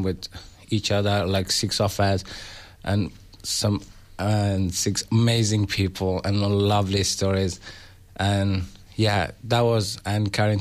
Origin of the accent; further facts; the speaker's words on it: Afghanistan; moved away as an adult; now in Australia; I'm from Afghanistan